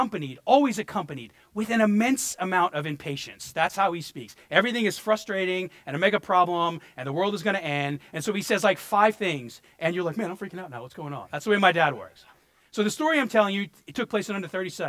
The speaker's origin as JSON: {"language": "English", "town": "New York City", "region": "New York", "country": "United States", "tie": "born or raised there", "also_born_or_lived": "Florida", "moved": "yes", "said": "I grew up in Brooklyn, and we lived in a 4-story apartment building"}